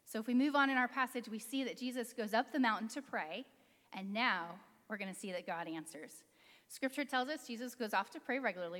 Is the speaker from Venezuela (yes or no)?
no; California, United States; Growing up in California